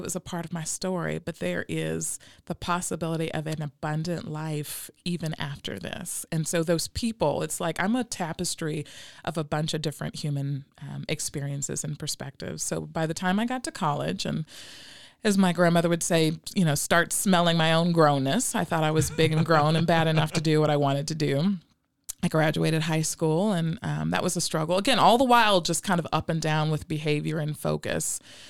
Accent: Hope, Arkansas, United States; born there; So I was sharing earlier, I was born in Hope, Arkansas, so from the South

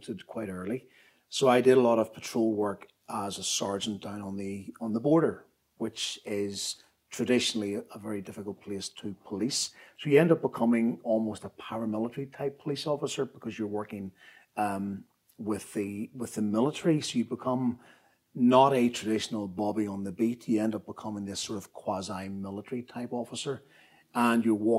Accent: Belfast, Northern Ireland, United Kingdom; I grew up in Belfast in the 1960s and 1970s

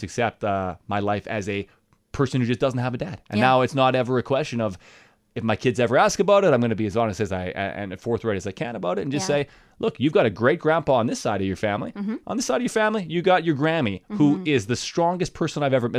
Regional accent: Dauphin, Manitoba, Canada; smaller town. So in Dauphin, it's like Country Fest, it's Ukrainian Festival, it's a little radio station.

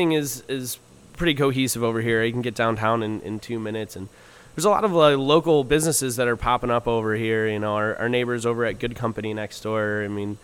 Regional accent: Parma, Ohio, United States; also born or lived in Kent, Ohio / Cleveland, Ohio; I grew up in Parma is where I'm from

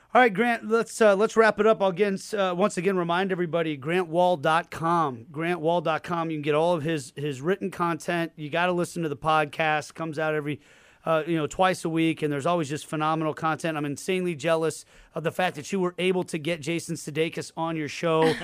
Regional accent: United States; as an American

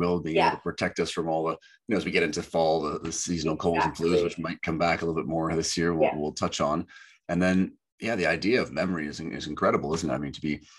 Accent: Canada; growing up in Canada

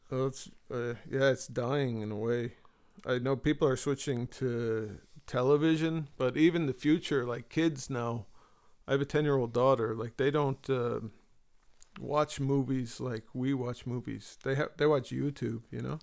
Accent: Marin, San Francisco Bay Area, California, United States; moved away as an adult; now in Galway, Ireland; I was raised in Marin

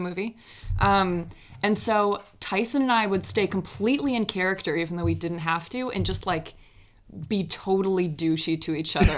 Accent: Minneapolis, Minnesota, United States; also born or lived in New York; I grew up in Minneapolis

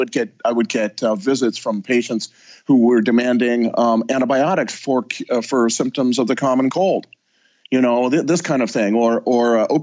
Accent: Southern California, United States; I am from Southern California. That's where I live

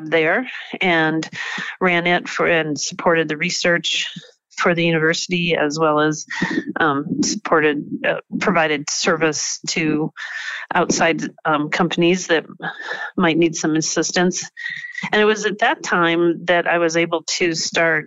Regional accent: South Dakota, United States; also born or lived in Wyoming; now in Butte, United States; I was raised in South Dakota

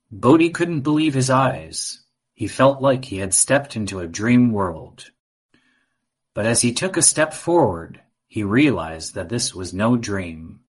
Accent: Austin, Texas, United States; and I'm five and a half years old. And I come from Austin, Texas.

